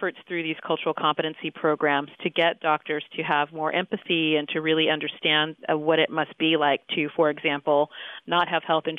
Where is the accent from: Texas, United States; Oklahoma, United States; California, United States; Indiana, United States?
California, United States; San Diego; I grew up in San Diego, California